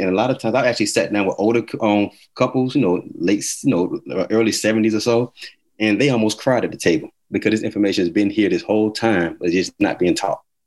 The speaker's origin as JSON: {"language": "English", "town": "Atlanta", "region": "Georgia", "country": "United States", "also_born_or_lived": "Miami, Florida / Elizabeth City, North Carolina / Montgomery, Alabama", "moved": "yes", "said": "I'm originally from Atlanta, Georgia"}